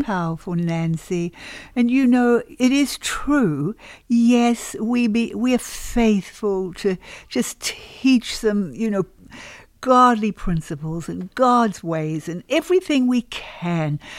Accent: New Zealand; moved away as an adult; also born or lived in Australia; now in United States; my husband and I have been in the States now uh, for about 30 years. And we came originally from New Zealand. We were 10 years in Australia.

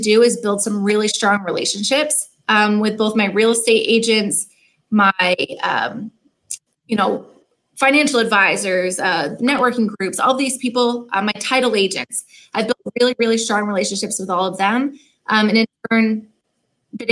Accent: Maine, United States; moved away as an adult; also born or lived in Virgin Islands; now in Portland, Maine, United States; I grew up in Maine. I'm from a little tiny island on the coast of Maine

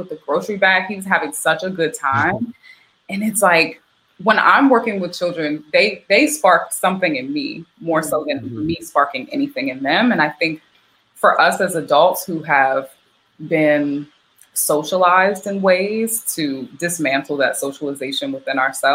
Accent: the South, United States; moved away; also born or lived in Philadelphia; I grew up in the South

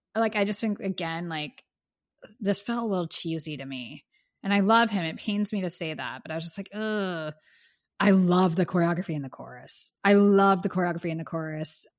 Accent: Pittsburgh, Pennsylvania, United States; now in Los Angeles, United States; I am from Pittsburgh

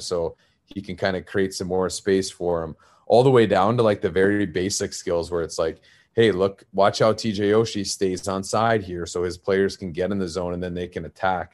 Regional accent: Arizona, United States; I'm originally from Arizona, uh, very non-traditional hockey market, and I grew up as that kid

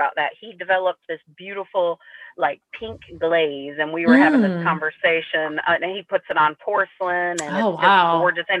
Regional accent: Iowa, United States; moved away as an adult; now in Georgia, United States; I'm from Iowa and I live in Georgia.

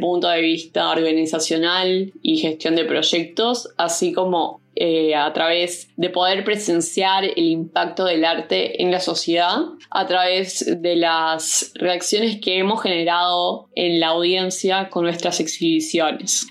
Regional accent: Montevideo, Uruguay; also born or lived in Bolivia; soy uruguaya boliviana y nací en Montevideo, Uruguay

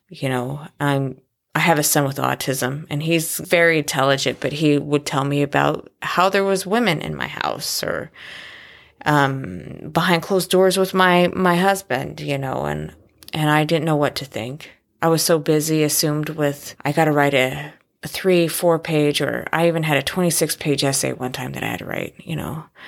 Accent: Oregon, United States; also born or lived in Florida; I was born in Florida, and I'm a Navy brat, and I'm the second oldest of six kids. We, I, that grew up in Oregon.

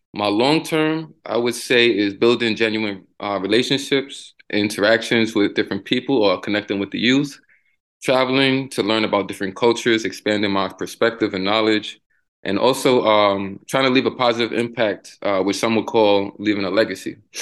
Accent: New York City, New York, United States; now in Tampa, United States; growing up in the Bronx.

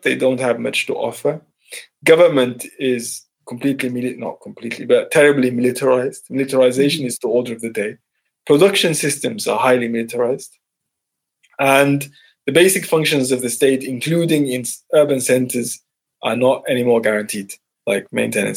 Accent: Northern Sudan, Sudan; I come from Northern Sudan

